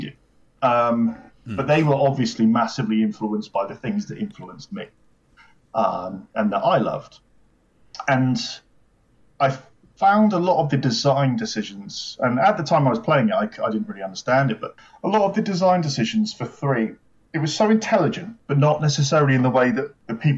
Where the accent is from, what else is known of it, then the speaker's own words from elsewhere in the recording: United Kingdom; As a British person